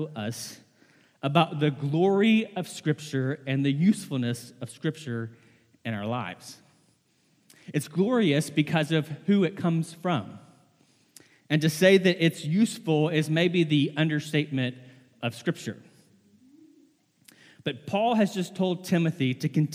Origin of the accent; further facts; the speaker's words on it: the South, United States; I was born and raised in the South